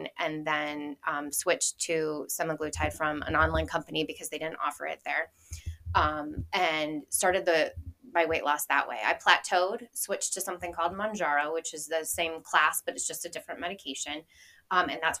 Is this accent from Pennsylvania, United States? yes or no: no; Tuscarawas County, Ohio, United States; moved away as an adult; now in Canton, United States; I grew up in Tuscarawas County